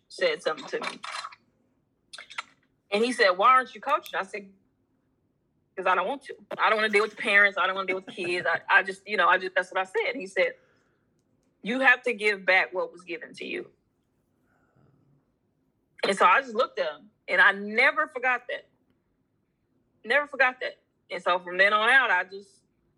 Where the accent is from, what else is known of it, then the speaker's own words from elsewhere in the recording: United States; I'm American